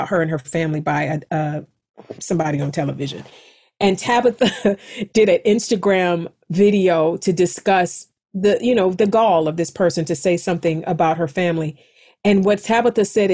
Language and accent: English; East Cleveland, Ohio, United States; moved away; I am a kid from East Cleveland